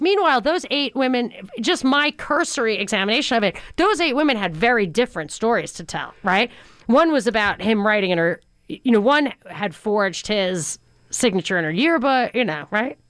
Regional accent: New York, United States; I grew up in New York

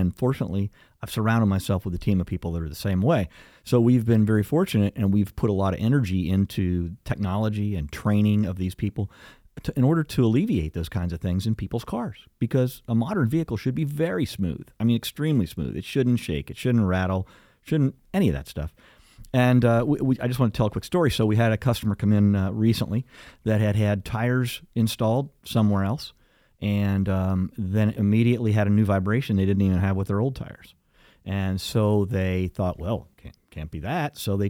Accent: United States; That's the great thing about being an American.

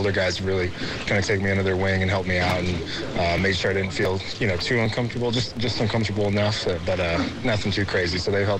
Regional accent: Cleveland, Ohio, United States; also born or lived in Toledo, Ohio; I was born in Cleveland here and lived in Toledo for a while, so close to home for me as well.

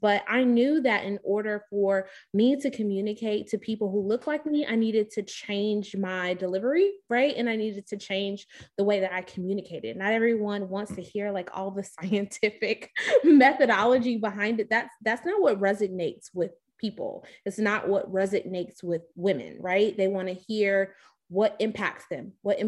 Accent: Chicago, Illinois, United States; moved away as an adult; also born or lived in Baltimore / Nashville / Houston; now in Atlanta, United States; I'm originally from Chicago, Illinois.

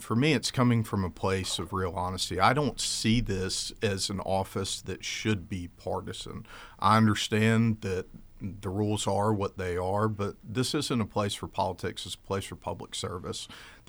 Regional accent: Albany, Georgia, United States; born there; My sister and I were born here in the United States. I was born in Albany, Georgia.

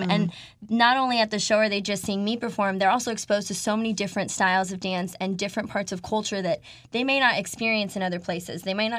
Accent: Colorado, United States; moved away as an adult; also born or lived in New York; now in Miami, United States; I'm originally from Colorado, and I just didn't want to go home without having done anything else.

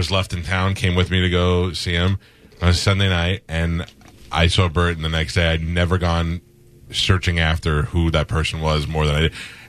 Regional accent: New York, United States; I grew up in New York.

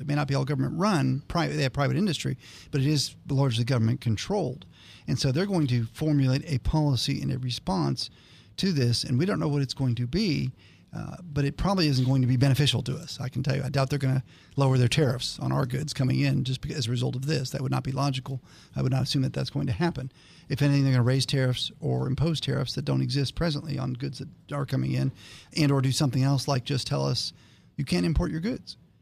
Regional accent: Northern Ohio, United States; moved away; I grew up in Northern Ohio

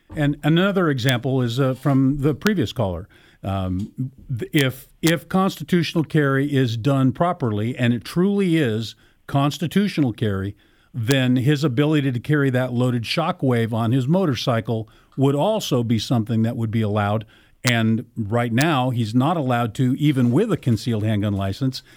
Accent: Arizona, United States; now in Ohio, United States; home state of Arizona, where I grew up

